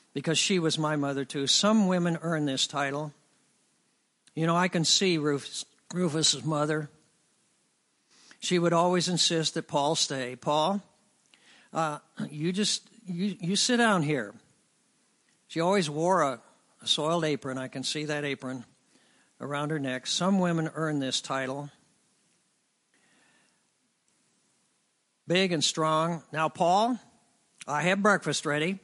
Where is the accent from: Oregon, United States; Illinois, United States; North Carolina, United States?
Illinois, United States; Lincoln; I'm from Lincoln, Illinois